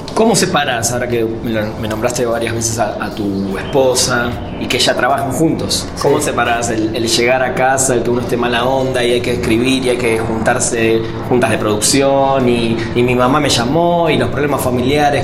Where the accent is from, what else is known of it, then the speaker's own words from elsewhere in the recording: Argentina; moved away as an adult; now in Mexico; yo lo, lo viví en Argentina